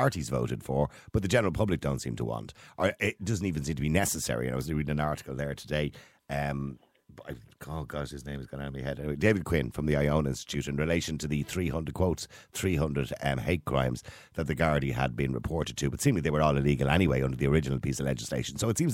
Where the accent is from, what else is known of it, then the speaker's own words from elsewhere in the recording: Dublin, Leinster, Ireland; I grew up in Edenmore, which is a rough joint at the time back in the 1960s